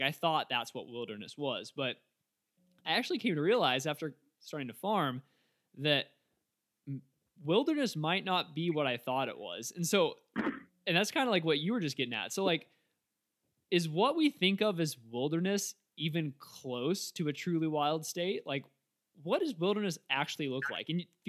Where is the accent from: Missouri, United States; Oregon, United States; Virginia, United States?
Missouri, United States; Like my home state of Missouri, this, it almost hurt my brain to think about it, but it has more trees than it's ever had at any other point in its history.